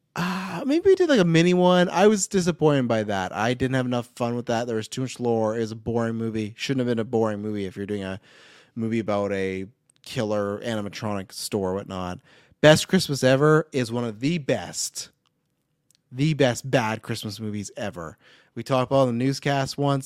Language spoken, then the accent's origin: English; Kelowna, British Columbia, Canada; my hometown, right here in Kelowna.